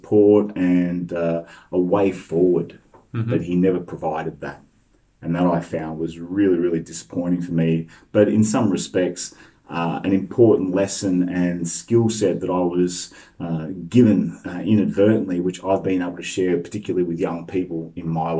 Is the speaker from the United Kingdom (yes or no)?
no; Melbourne, Victoria, Australia; I grew up in the same street as Windy Hill